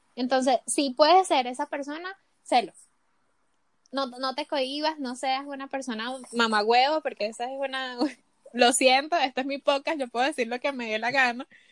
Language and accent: Spanish; Venezuela; moved away as an adult; also born or lived in Colombia; now in Chile; cuando salí de Venezuela